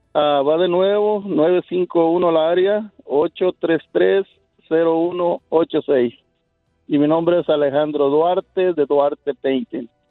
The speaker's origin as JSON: {"language": "Spanish", "region": "Guerrero", "country": "Mexico", "tie": "born or raised there", "moved": "yes", "said": "Yo soy de Guerrero, México."}